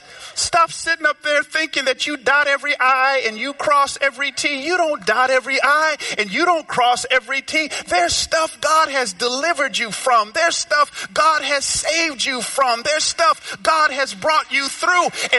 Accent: Georgia, United States; moved away; also born or lived in Memphis; I grew up down south in Georgia

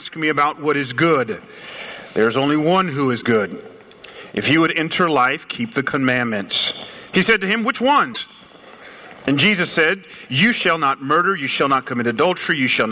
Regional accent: Atlanta, Georgia, United States; moved away; I grew up in Atlanta, so we say y'all down there.

